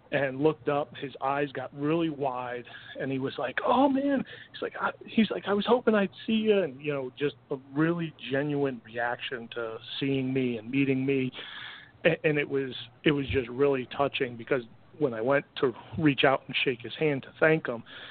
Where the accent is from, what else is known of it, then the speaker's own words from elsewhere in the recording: Connecticut, United States; I grew up in Connecticut, grew up a huge Mets fan